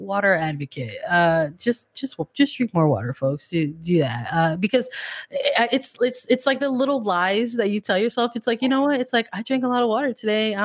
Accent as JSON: {"language": "English", "country": "United States"}